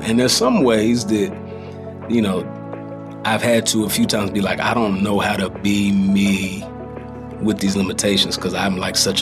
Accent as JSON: {"language": "English", "town": "DeSoto", "region": "Texas", "country": "United States", "tie": "born or raised there", "said": "I grew up in a suburb south of Dallas, so in DeSoto, and that's where I currently live"}